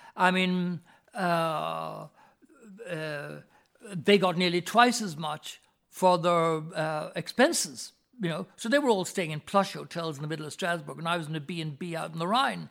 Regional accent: Ireland; my mother's family had been in this country for several thousand years

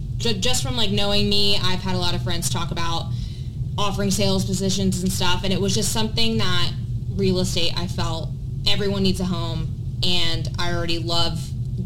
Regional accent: Virginia Beach, Virginia, United States; I was born and raised in Virginia Beach, so definitely a local in the area.

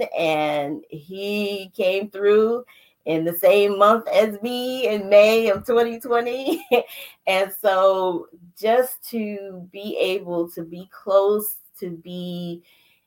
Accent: New York City, New York, United States; now in District Heights, United States; I'm originally from Brooklyn, New York. I now reside in District Heights, Maryland

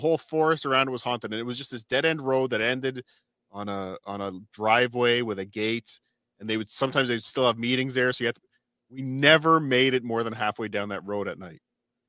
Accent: Long Island, New York, United States; there was an old asylum near where I grew up on Long Island.

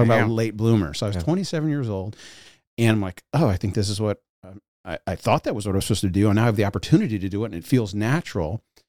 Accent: United States; I grew up in the United States of America. And that's not a joke. Let me boil it down. I'll tell a couple quick anecdotes that will give you the idea. I moved more than 25 times

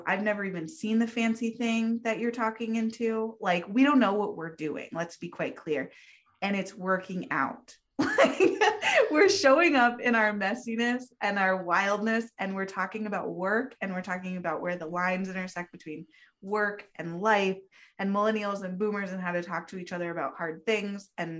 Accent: the West, United States; she grew up on the East Coast. I grew up in the West.

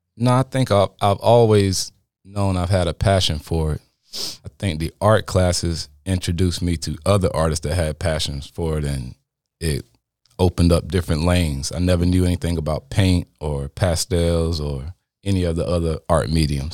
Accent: Apex, North Carolina, United States; I'm from Apex, North Carolina.

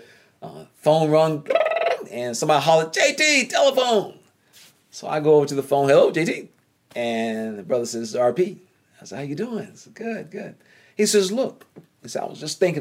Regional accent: North Carolina, United States; accent: Southern drawl; I'm from North Carolina

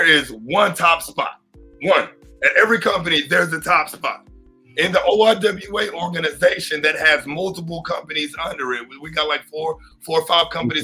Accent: Texas, United States; also born or lived in Oklahoma City, Oklahoma; So I'm from Oklahoma City, technically. That's where I was born. I've been in Texas since I was 3 years old.

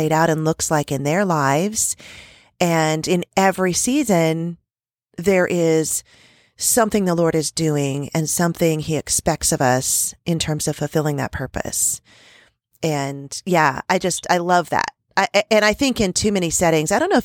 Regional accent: California, United States; moved away as an adult; now in Kansas, United States; I'm from California

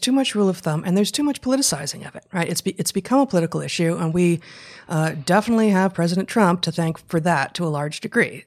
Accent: United States; as American citizens, you know, of the United States of America

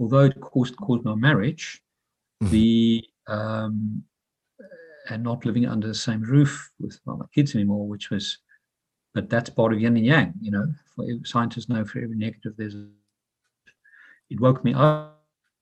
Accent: South Africa; also born or lived in London, United Kingdom; now in Dublin, Ireland; I'm originally from South Africa, all with my brothers

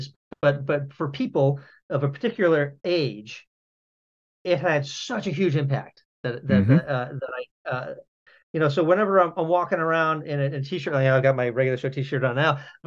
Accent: outside Boston, Massachusetts, United States; As a child of the 70s and the 80s, growing up outside Boston

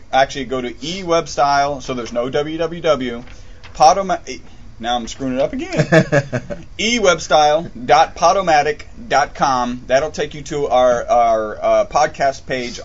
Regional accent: United States; I'm American

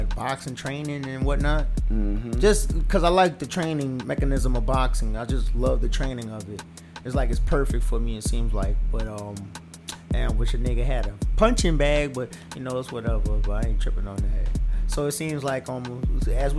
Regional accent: New Orleans, Louisiana, United States; I am from New Orleans

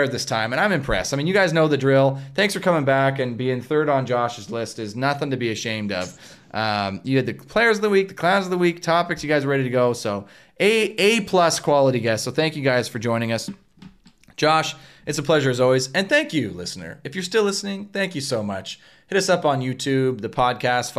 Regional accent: Canada; we're in Canadian volleyball culture

